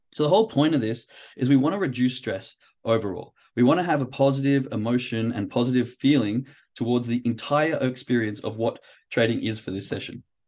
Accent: Australia; moved away as an adult; now in Germany; growing up in Australia, being from, you know, first world country

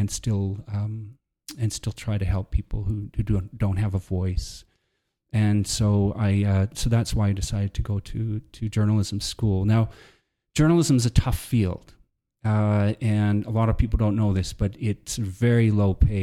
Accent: Texas, United States; moved away as an adult; also born or lived in Alberta, Canada / Lethbridge, Canada; now in Canada; when I was four, we moved down to the States, and I grew up in Texas, but I spent a lot of time in Canada

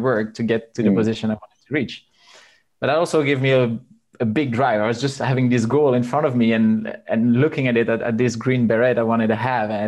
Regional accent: Belgium; I was born in Belgium and I grew up there

